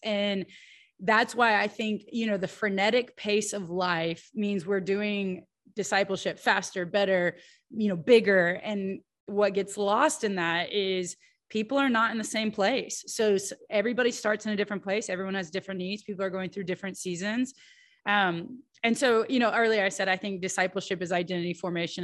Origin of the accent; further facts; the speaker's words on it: United States; as an American